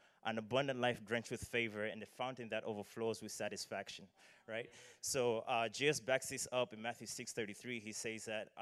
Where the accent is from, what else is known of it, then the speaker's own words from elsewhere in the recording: Malawi; moved away; I am from Malawi, so excuse the accent if some words sound unfamiliar or or funny.